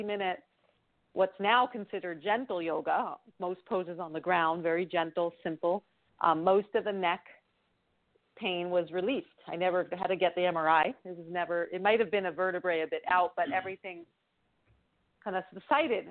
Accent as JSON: {"language": "English", "region": "New York", "country": "United States", "moved": "yes", "lives_now": "Bay Area, United States", "said": "we're from New York"}